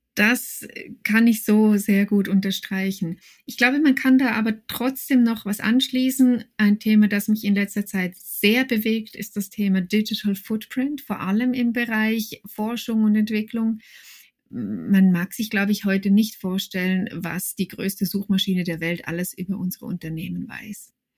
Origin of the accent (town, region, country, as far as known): Switzerland